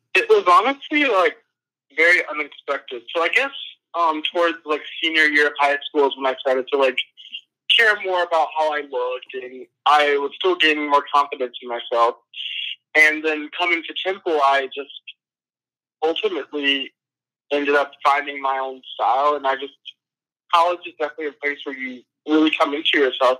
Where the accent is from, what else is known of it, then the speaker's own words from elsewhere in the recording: Atlanta, Georgia, United States; moved away as an adult; also born or lived in San Bernardino, California; now in Philadelphia, United States; I'm from Atlanta, Georgia, but I was born in San Bernardino, California.